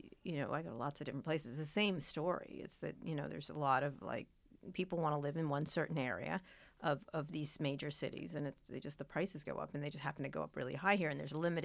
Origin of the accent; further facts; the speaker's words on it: Philadelphia, Pennsylvania, United States; born there; also born or lived in New Jersey / Roslyn Harbor, New York; I grew up in, I was born in Philadelphia. We moved to New Jersey briefly, then to New York, to near Roslyn Harbor. It's a town in the North Shore of Long Island.